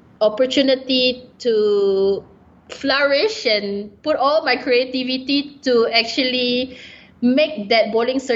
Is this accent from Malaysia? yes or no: yes; Malaysia; I'm a Malaysian